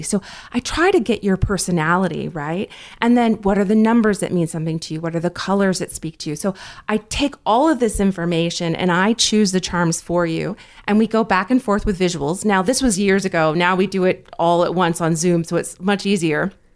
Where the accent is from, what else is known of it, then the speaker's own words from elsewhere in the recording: New Jersey, United States; also born or lived in North Carolina; my father was transferred to New Jersey when I was very young, so I did grow up in New Jersey